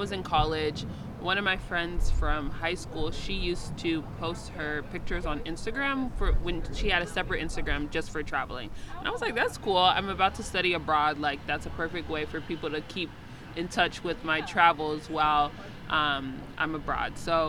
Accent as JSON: {"language": "English", "region": "Kinshasa", "country": "DR Congo", "tie": "born there", "said": "I was born in Kinshasa in the Democratic Republic of Congo."}